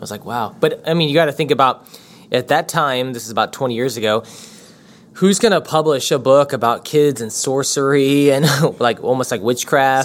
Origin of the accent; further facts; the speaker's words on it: United States; we're from America